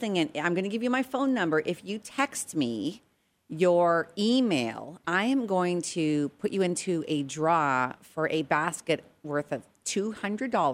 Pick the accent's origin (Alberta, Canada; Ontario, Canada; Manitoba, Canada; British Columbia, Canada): Alberta, Canada; Edmonton; also born or lived in Regina, Saskatchewan; now in United States; I was born in Regina, Saskatchewan, but I spent most of my years in Edmonton, Alberta